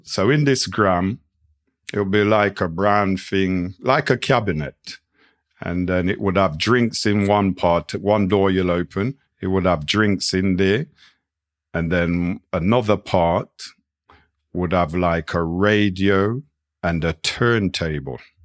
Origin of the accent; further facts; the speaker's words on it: Nottingham, East Midlands, United Kingdom; we came from Nottingham.